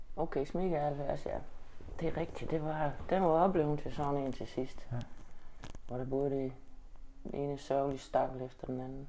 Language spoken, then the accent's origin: Danish; Denmark; jeg har da altid været 100% dansker